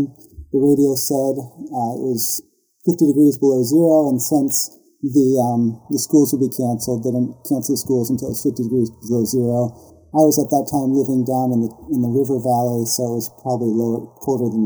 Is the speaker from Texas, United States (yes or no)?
no; Northern Ohio, United States; moved away as an adult; also born or lived in Wooster, Ohio; I grew up in Ohio, in Northern Ohio